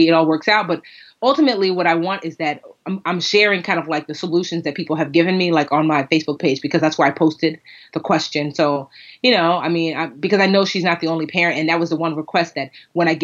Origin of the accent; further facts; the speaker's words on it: Westfield, New Jersey, United States; now in Newark, United States; I grew up in Westfield, which has one of the best school systems in the state.